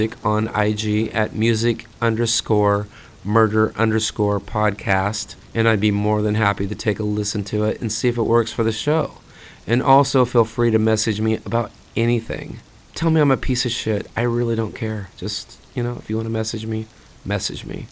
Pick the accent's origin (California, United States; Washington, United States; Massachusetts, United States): California, United States; Fresno; my hometown of Fresno